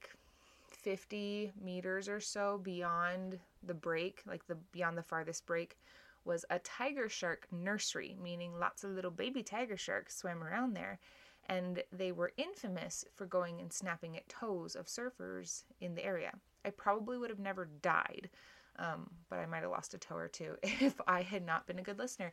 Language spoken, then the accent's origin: English; Hawaii, United States; moved away; When I was growing up in Hawaii